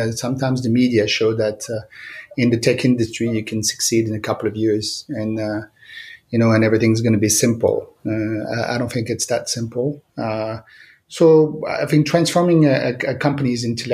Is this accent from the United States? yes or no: no; Monte Carlo, Monaco; moved away as an adult; also born or lived in Lyon, France / Milan, Italy; now in Paris, France; I grew up in Monte Carlo, in the Principality of Monte Carlo.